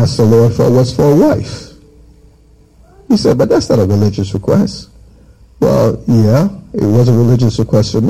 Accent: Jamaica; in my childhood, I grew up in Jamaica

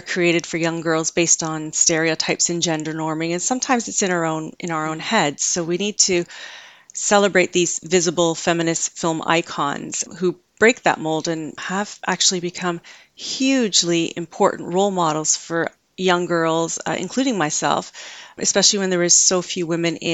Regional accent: Canada; I grew up in Canada

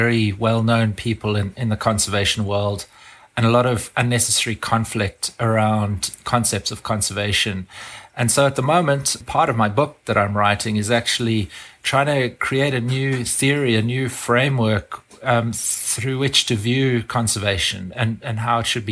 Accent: South Africa; I grew up in South Africa

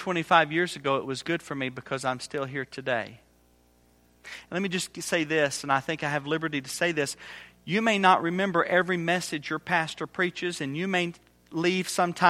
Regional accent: Indiana, United States; Well, we're from Indiana. You know anything about Indiana? We've got the best basketball in the country.

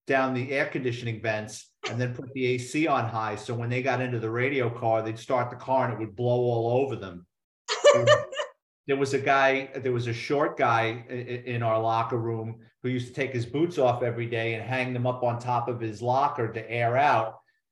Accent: New York City, New York, United States; growing up in New York City

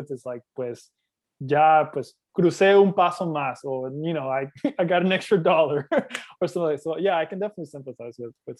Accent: North Carolina, United States; during my time growing up in North Carolina

